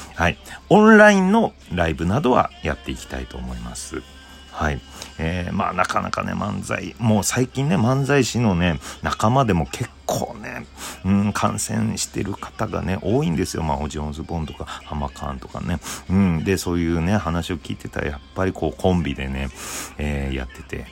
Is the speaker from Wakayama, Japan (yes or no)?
no; Obihiro, Hokkaido, Japan; now in Tokyo, Japan; 地元の北海道帯広